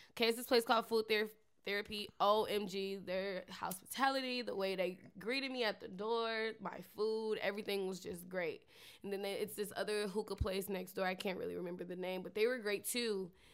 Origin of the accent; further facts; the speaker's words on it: Detroit, Michigan, United States; now in Atlanta, United States; Detroit, Michigan. Three one three